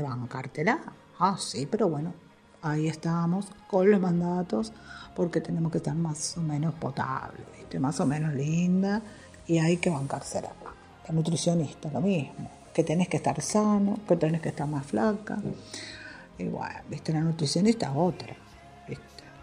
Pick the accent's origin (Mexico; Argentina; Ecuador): Argentina; Soy madre, argentina, esposa